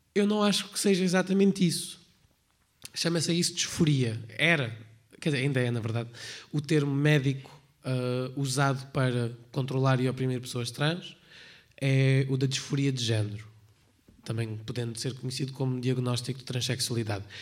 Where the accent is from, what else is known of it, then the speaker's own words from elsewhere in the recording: Portugal; Eu não sou religiosa, é só eu sou portuguesa